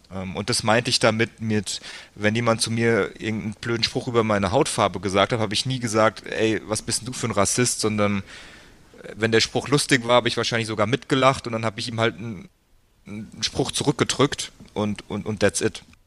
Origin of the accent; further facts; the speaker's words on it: between Frankfurt and Darmstadt, Hesse, Germany; also born or lived in United States; bin dann aufgewachsen, so ziemlich genau die Mitte zwischen Frankfurt und Darmstadt, also das ist so 20, 25 Minuten südlich von, von Frankfurt am Main